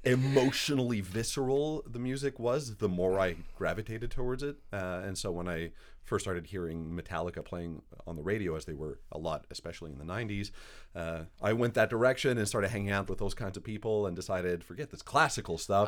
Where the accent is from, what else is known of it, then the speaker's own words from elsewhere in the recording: Montreal, Quebec, Canada; moved away as an adult; also born or lived in New York City; now in Winnipeg, Canada; I grew up in Montreal. I was, uh, raised in a Greek household in an Italian neighborhood in French Canada